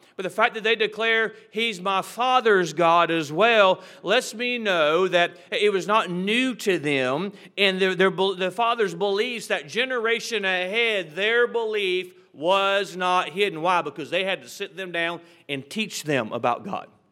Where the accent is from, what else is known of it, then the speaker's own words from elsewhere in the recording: United States; As an American